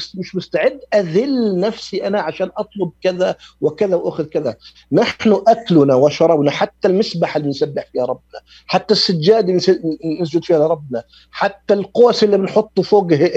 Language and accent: Arabic; Jordan; عندنا في الأردن